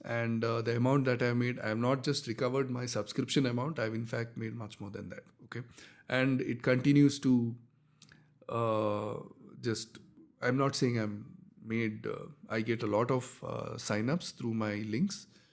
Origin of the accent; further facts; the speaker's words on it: India; I'm from India